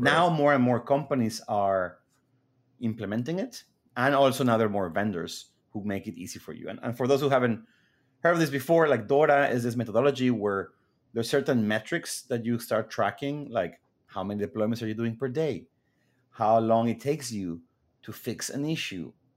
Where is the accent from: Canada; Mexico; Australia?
Mexico; moved away as an adult; now in United States; I grew up in Mexico, then moved to the U S right after school